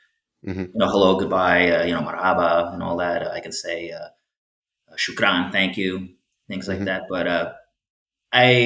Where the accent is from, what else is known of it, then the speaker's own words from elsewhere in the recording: Farmingdale, New York, United States; moved away as an adult; now in Miami, United States; it's not just the suburbs of New York where I grew up. Town that's called Farmingdale